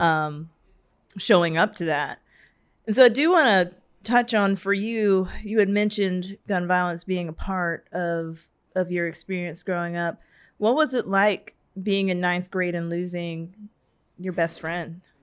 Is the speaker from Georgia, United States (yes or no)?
yes; Savannah, Georgia, United States; I'm from Savannah